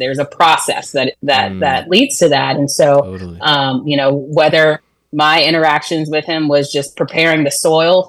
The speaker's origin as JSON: {"language": "English", "town": "Orlando", "region": "Florida", "country": "United States", "moved": "yes", "said": "I'm actually from Orlando"}